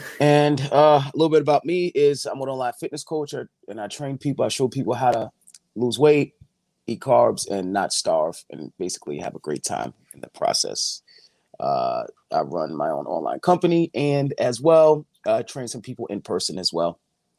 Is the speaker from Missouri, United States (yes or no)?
no; Long Island, New York, United States; I am from Long Island, New York.